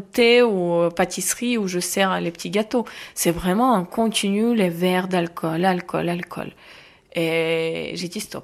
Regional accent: Ukraine; accent: accent de l'Est; French is a second language; moved away as an adult; also born or lived in Kharkiv / Arras / Amiens; now in France; J'ai dit Ukraine.

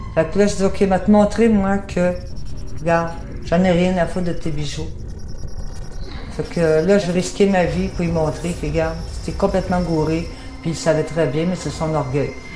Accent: Canada; moved away; also born or lived in France; J'ai rentré au Canada, je suis partie de France

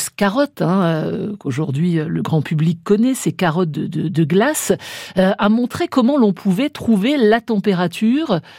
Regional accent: Lorraine, Grand Est, France

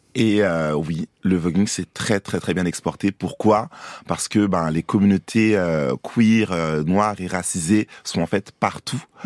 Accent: Côte d’Ivoire; moved away; also born or lived in Paris, France; je, suis né à Paris, mais j'ai grandi aussi en Côte d'Ivoire. Longtemps, je suis allé à l'école

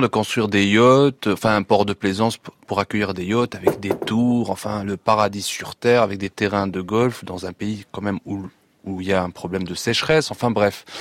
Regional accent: Tunisia; internautes tunisiens

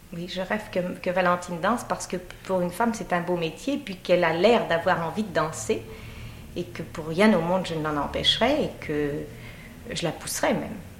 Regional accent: Paris, Île-de-France, France; je suis née à Paris

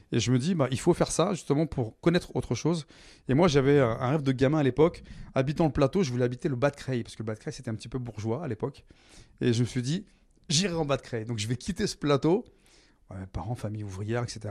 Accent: Creil, Hauts-de-France, France; also born or lived in Nogent-sur-Oise; j'ai grandi dans l'Oise, je suis né à Creil

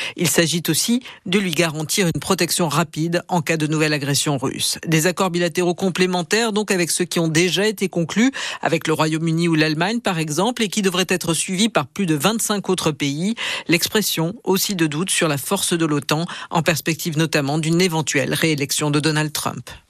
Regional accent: Pia, Occitania, France; moved away as an adult; also born or lived in England; je suis d'ici, euh, je suis de Pia, euh, je suis un Catalan

